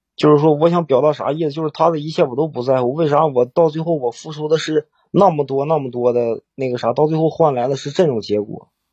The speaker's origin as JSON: {"language": "Chinese", "town": "Cangzhou", "region": "Hebei", "country": "China", "said": "我是沧州的"}